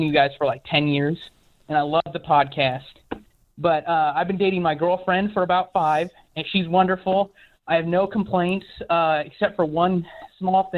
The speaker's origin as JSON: {"language": "English", "region": "Nebraska", "country": "United States", "said": "from Nebraska"}